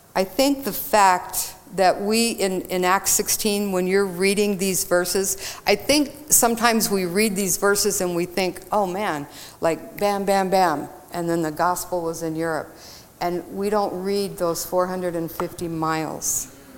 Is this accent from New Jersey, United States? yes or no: no; Texas, United States; I grew up in Texas